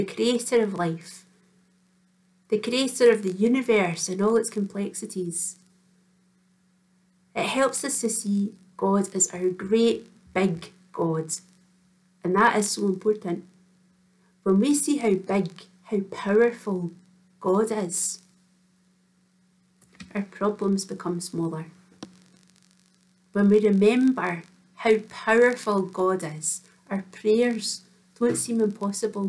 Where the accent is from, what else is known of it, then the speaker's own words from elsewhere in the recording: Kinross, Scotland, United Kingdom; Reverend Anne and I went to school together in Kinross